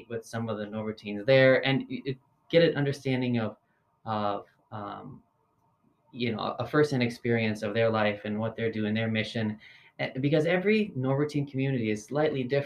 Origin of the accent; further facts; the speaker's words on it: Green Bay, Wisconsin, United States; I'm from Wisconsin. I was actually born and raised in Green Bay